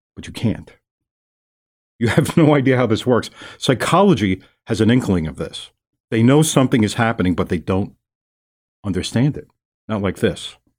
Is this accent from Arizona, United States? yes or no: no; New York City, New York, United States; I'm from New York City